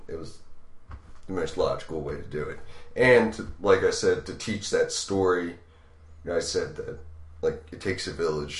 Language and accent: English; Baltimore, Maryland, United States; Because we're from Baltimore